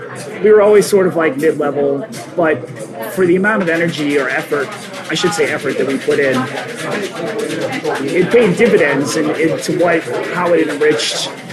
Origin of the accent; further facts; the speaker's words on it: New Hampshire, United States; also born or lived in Boston; we're from fucking New Hampshire.